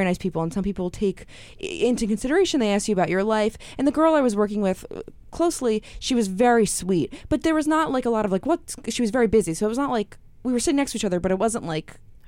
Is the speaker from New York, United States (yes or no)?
yes; Queens, New York, United States; No, Queens. Yeah.